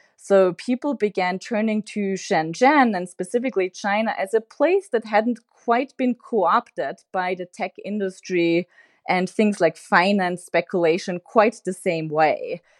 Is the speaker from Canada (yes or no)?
no; Austria; now in United States; I'm originally from Austria